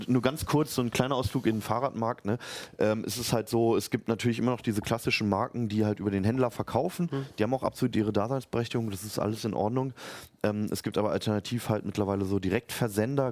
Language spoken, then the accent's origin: German; Berlin, Germany; moved away as an adult; now in Hannover, Germany; Ich werde nämlich in meine Heimat Berlin zurückgehen nach acht Jahren Hannover